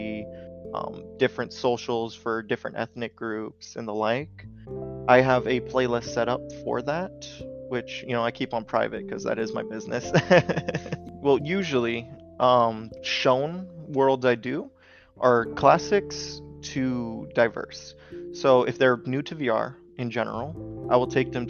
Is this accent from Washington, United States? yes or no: yes; Washington, United States; I'm from Washington in the United States